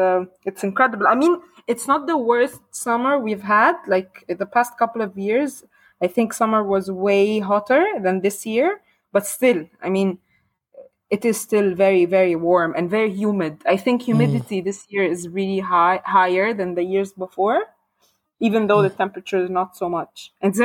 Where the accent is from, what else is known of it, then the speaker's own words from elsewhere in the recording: Cairo, Cairo Governorate, Egypt; I'm an artist from Cairo, Egypt.